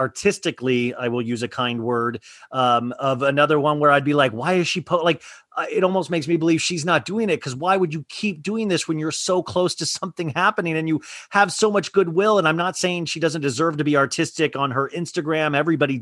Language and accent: English; Kansas, United States; I grew up in Kansas, middle class